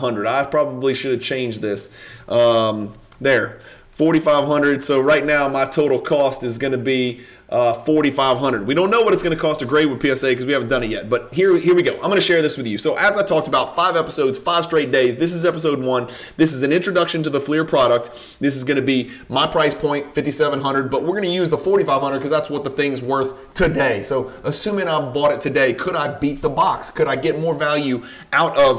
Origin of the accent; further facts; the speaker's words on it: Louisiana, United States; I am from Louisiana